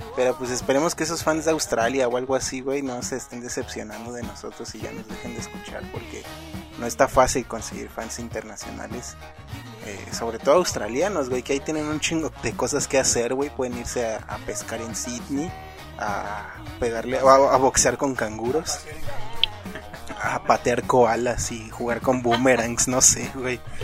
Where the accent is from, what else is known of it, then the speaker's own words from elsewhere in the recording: Mexico; somos mexicanos